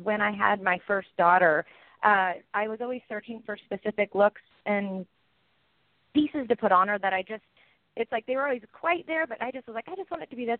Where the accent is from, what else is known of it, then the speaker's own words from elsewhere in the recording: Washington, United States; I am from Washington State